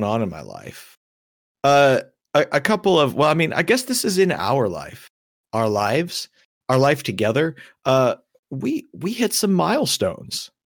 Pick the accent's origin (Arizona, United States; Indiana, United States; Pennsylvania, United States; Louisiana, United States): Pennsylvania, United States; Erie; Yeah. I grew up in Erie, Pennsylvania, which is annually one of the snowiest cities in the country.